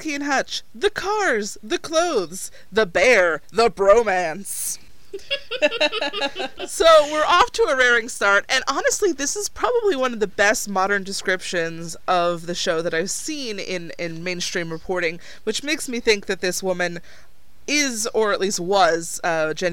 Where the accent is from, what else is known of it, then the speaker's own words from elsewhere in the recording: New Jersey suburbs, United States; I do come from the New Jersey suburbs